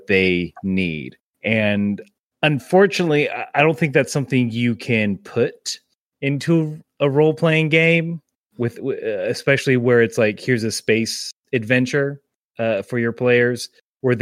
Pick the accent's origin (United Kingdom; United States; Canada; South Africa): United States; the South; We're all Southerners here